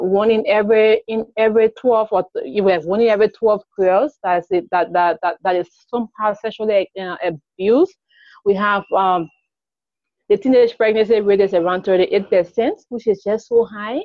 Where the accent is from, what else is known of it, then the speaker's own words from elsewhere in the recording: Liberia; I'm from Liberia, a very small country in West Africa